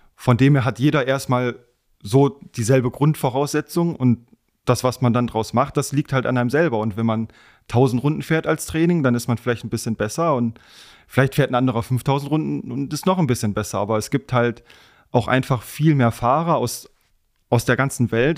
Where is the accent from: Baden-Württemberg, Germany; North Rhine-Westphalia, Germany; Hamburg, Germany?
North Rhine-Westphalia, Germany; Wegberg; also born or lived in Essen; now in Fichtenberg, Germany; Ich bin in Essen geboren, komme ursprünglich aus Heinsberg, Wegberg, so die Ecke, aber wohne jetzt seit ein paar Jahren in Fichtenberg